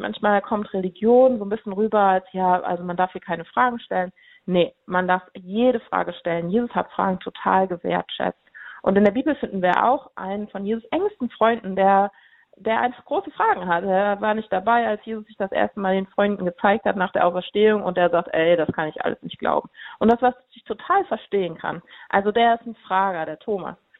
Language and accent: German; Cologne, North Rhine-Westphalia, Germany; Ich komme aus Köln